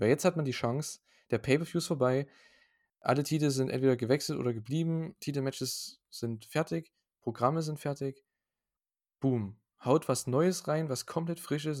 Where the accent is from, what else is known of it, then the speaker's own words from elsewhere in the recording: Saxony, Germany; bei uns in Sachsen